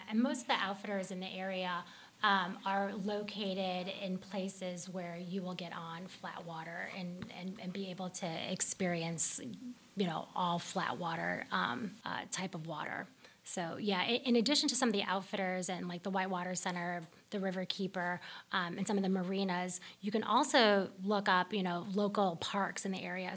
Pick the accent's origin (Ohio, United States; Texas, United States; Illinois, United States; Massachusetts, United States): Illinois, United States; Chicago; moved away; I'm from Chicago